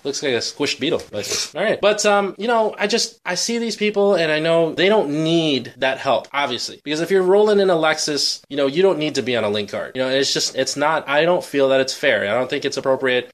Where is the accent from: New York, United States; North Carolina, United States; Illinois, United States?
Illinois, United States; Berkeley; I grew up in Berkeley